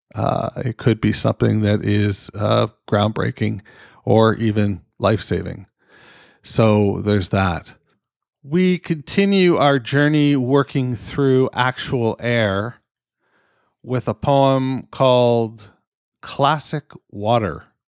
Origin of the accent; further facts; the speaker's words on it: Canada; I'm fucking Canadian